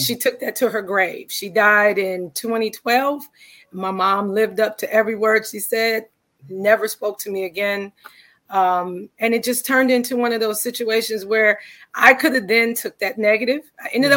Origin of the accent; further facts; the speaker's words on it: Cleveland, Ohio, United States; I'm from Cleveland. Cleveland, Ohio is my hometown